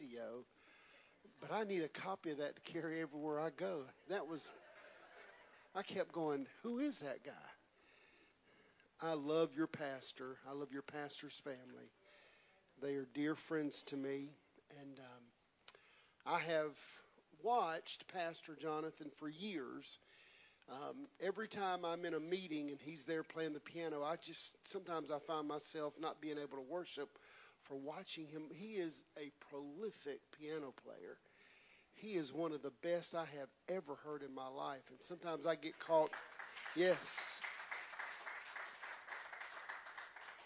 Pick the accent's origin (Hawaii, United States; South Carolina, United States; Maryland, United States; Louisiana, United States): South Carolina, United States; West Columbia; moved away as an adult; It was a little redneck boy from South Carolina. I'm from Columbia. I'm redneck